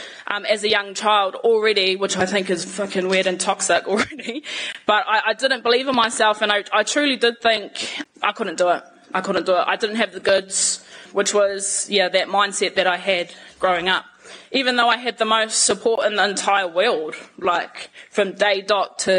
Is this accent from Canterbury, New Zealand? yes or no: no; Auckland, New Zealand; I've been here my whole life, born and bred, between living in Māngere and also Manurewa